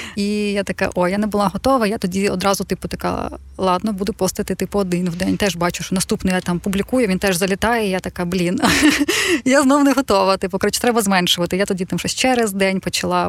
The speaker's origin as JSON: {"language": "Ukrainian", "town": "Odesa", "region": "Odesa Oblast", "country": "Ukraine", "tie": "born or raised there", "said": "Я жила в Одесі, я сама з Одеси"}